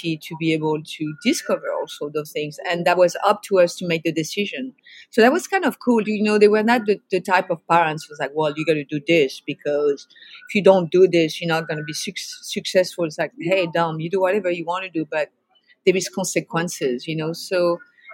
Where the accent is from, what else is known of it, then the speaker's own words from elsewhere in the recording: outside of Paris, Île-de-France, France; now in San Francisco, United States; I grew up in France. I grew up outside of Paris, France